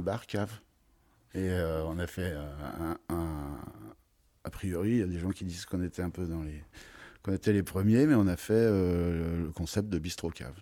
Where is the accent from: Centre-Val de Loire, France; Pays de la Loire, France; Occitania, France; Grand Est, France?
Grand Est, France; Troyes; moved away as an adult; also born or lived in Beaujolais / United States / Paris / Avallon; Je suis originaire de Troyes